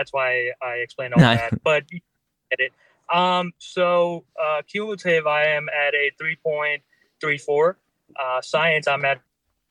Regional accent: India; also born or lived in Philadelphia area, United States; now in United States; I was born in India. I migrated here.

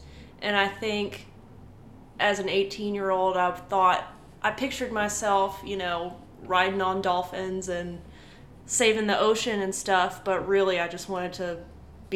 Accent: Franklin, Texas, United States; a little kid growing up in Franklin

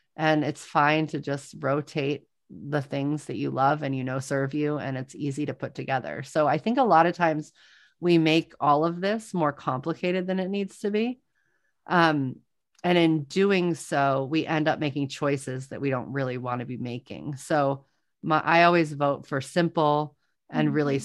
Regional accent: New Orleans, Louisiana, United States; I am from New Orleans

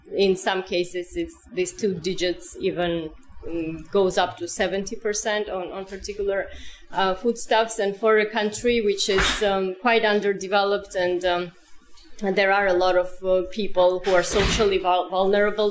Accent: Georgia

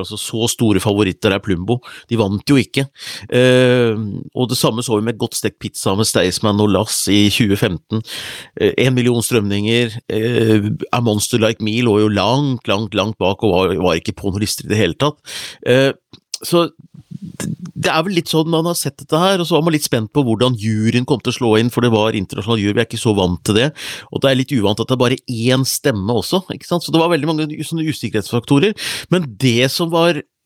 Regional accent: Hunndalen, Innlandet, Norway; faren min hadde vunnet en TV på bingo hjemme i Hunndalen

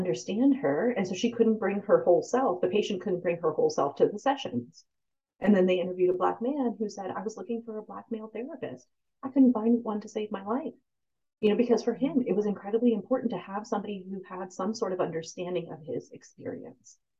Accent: United States; I'm also American because this is a place I was born and raised

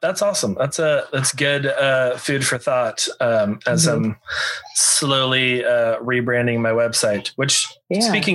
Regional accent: Texas, United States; I grew up in Texas. All my family still lives here.

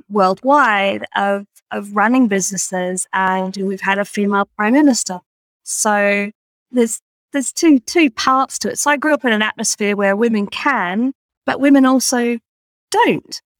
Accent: Australia; having grown up in in I'm Australian, despite the accent, uh, which you may or may not recognise.

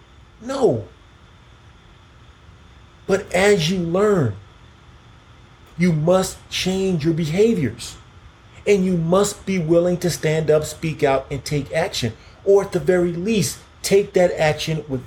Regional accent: Key West, Florida, United States; I'm from Key West. I grew up on seafood

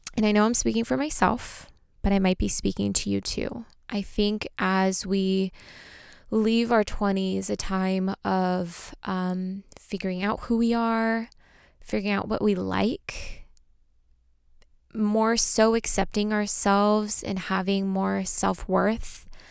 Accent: Armenia; I am from Armenia

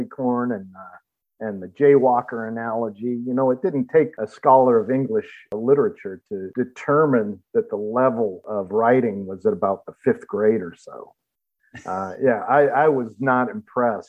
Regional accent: Los Angeles, California, United States; moved away as an adult; now in Cleveland, United States; I was born and raised in Los Angeles. Moved to Ohio about 5 years ago

